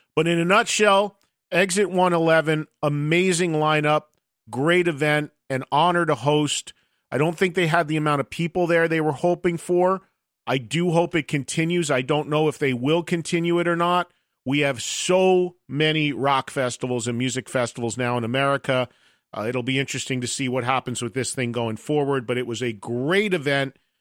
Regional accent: New Jersey, United States; I'm from New Jersey

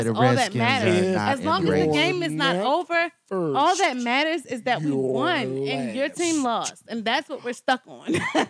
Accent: Baltimore, Maryland, United States; moved away as an adult; also born or lived in Georgia; now in Atlanta, United States; I'm from Baltimore.

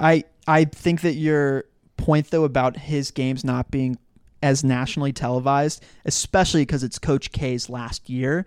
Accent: Dallas, Texas, United States; I grew up in Dallas

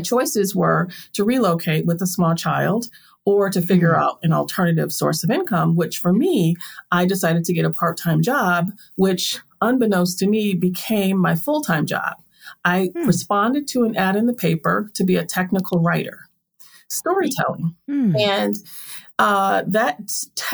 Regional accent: Milwaukee, Wisconsin, United States; moved away; I grew up in Milwaukee, Wisconsin

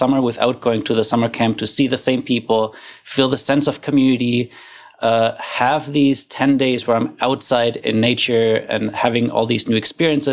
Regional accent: Germany; moved away as an adult; now in Canada; I grew up in Germany

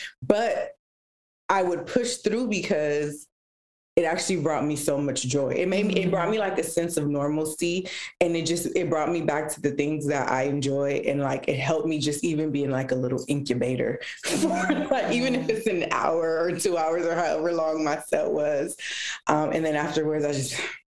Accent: Los Angeles, California, United States; first language Spanish; English is a second language; also born or lived in Downey / Paramount; So I was born and raised here in Los Angeles. I grew up actually in the area that I still live

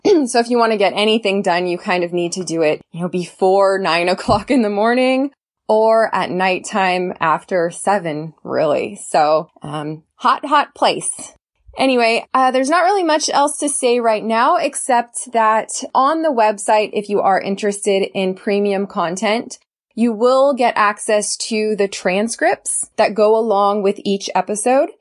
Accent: California, United States; I'm from California originally

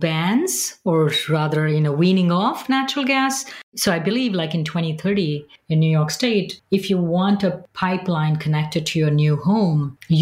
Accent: Mumbai, Maharashtra, India; I'm from Bombay, and there is a big landfill there

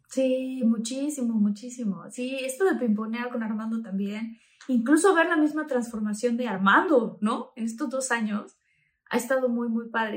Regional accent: Tabasco, Mexico; estaba yo creciendo en Tabasco

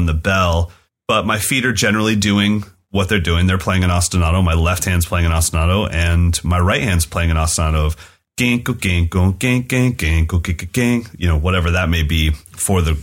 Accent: California, United States; as an American white kid in California

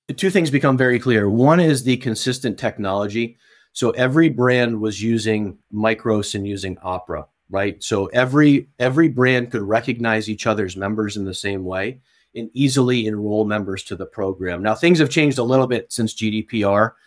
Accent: Watertown, New York, United States; also born or lived in South Carolina; So, I grew up in a town called Watertown, New York

